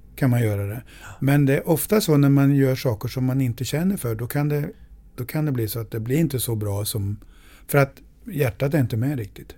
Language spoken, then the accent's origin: Swedish; Sweden; jag är svensk